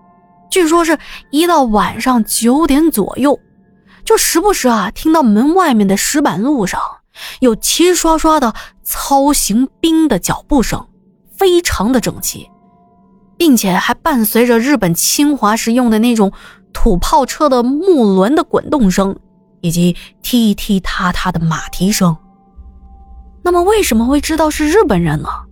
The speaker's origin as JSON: {"language": "Chinese", "town": "Jiaxing", "region": "Zhejiang", "country": "China", "said": "来的基本上都是一些嘉兴的本地人，因为我们嘉兴人讲究做人实在，消费也实在"}